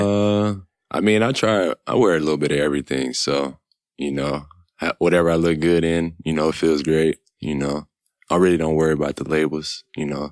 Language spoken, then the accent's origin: English; Killeen, Texas, United States; moved away; I'm from Texas